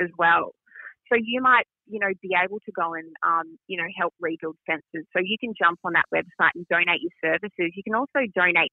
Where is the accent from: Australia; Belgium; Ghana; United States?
Australia; we're beautiful people, Australians